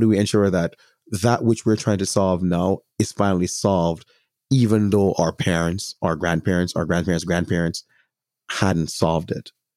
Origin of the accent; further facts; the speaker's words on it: Jamaica; As a Jamaican, I have a greater responsibility specifically to my Jamaican community